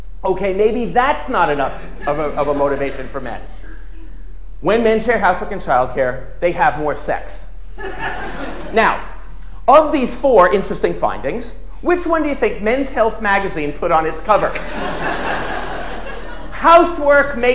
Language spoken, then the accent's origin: English; New York, United States; I'm a New Yorker